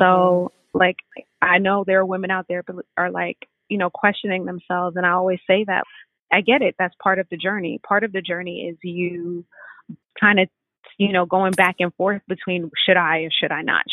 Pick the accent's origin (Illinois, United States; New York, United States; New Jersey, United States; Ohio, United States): New York, United States; New York City; I'm from Brooklyn